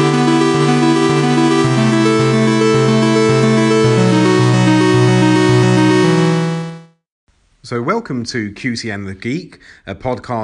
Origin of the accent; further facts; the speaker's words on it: United Kingdom; we are both British-born. We're in the UK